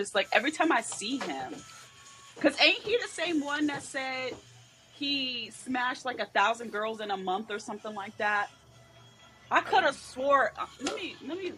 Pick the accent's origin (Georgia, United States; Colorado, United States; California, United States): Colorado, United States; I'm from Colorado